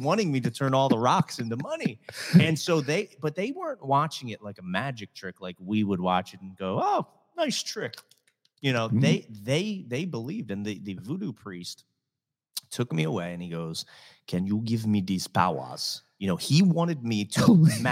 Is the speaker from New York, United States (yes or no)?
no; Reading, Pennsylvania, United States; also born or lived in Hollywood, California; now in Southwest Florida, United States; I grew up in Reading, Pennsylvania, which is an hour outside of Philly